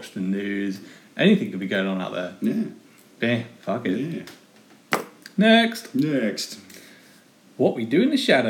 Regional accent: United Kingdom; we're British.

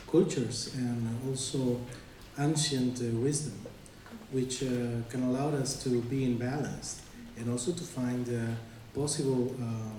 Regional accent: Bolivia; I come from Bolivia

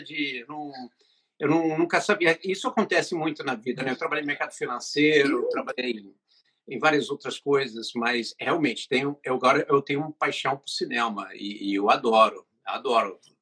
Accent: England, United Kingdom; now in Brazil; a família que morava na Inglaterra, porque eu sou inglês, morava no Brasil

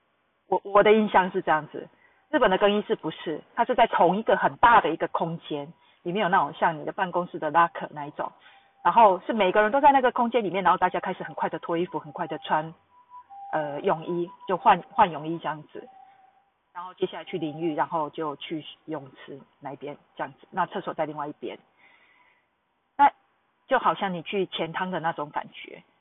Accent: Taiwan; now in Tokyo, Japan; 我自己会告诉他们我是台湾人，

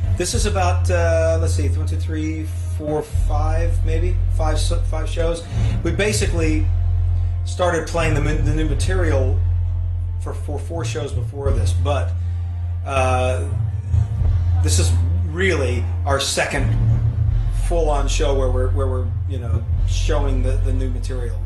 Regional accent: Oakland, California, United States; born and raised near Oakland

